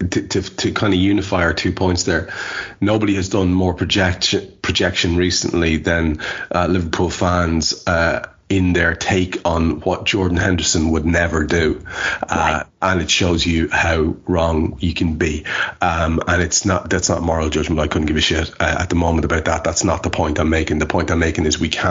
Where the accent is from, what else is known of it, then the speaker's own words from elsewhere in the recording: Ireland; as an Irish lad